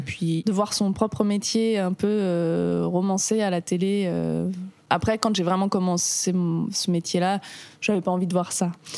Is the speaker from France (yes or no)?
yes; Marcoussis, Île-de-France, France; now in Paris, France; j'ai grandi là-bas, à Marcoussis précisément